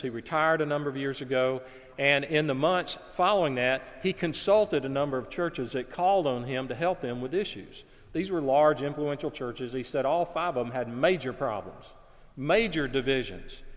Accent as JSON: {"language": "English", "region": "Alabama", "country": "United States", "tie": "born or raised there", "said": "I was working in my hometown. I had a part time job at a clothing store. In, in our town at that time, the city where I lived in Alabama"}